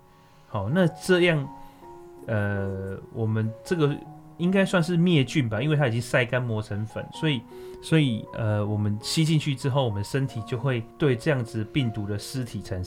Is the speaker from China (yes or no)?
yes; China; 哦，我们中国人其实很聪明的。我们中国人其实已经发现，只要得过天花存存活下来的人，就不会再得了。